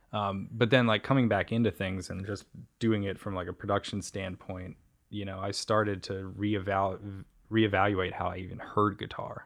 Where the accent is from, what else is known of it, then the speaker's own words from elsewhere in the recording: United States; We're from the U S